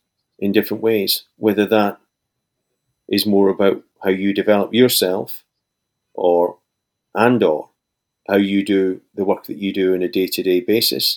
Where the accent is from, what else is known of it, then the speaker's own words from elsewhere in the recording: Scotland, United Kingdom; here in my hometown in Scotland